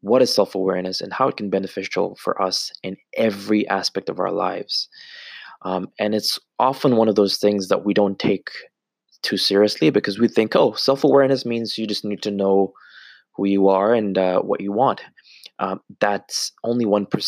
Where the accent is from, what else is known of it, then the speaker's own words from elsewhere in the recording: Canada; being born and raised in Canada 15, 20 years ago